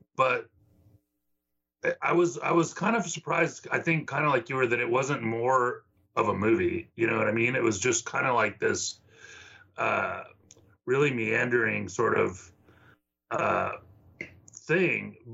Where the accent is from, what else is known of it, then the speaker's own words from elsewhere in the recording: the Valley, Texas, United States; now in Austin, United States; I grew up in the Valley, and down there wasn't like a lot of information about music